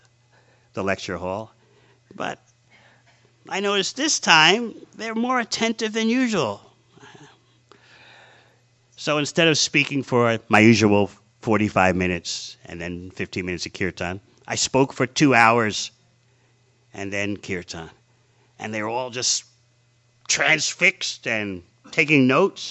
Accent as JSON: {"language": "English", "town": "New York City", "region": "New York", "country": "United States", "tie": "born or raised there", "said": "as a little boy growing up in New York City in the 50s"}